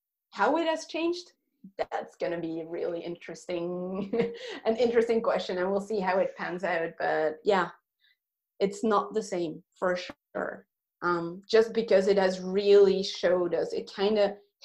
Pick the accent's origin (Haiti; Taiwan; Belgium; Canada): Belgium; moved away; Belgium, my home country